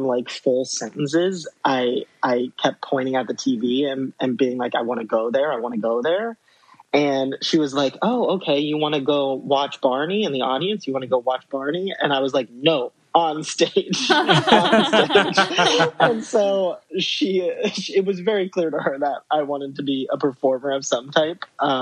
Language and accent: English; Columbus, Ohio, United States; moved away as an adult; I grew up in Columbus, Ohio for basically my whole childhood. I didn't leave till I was 18.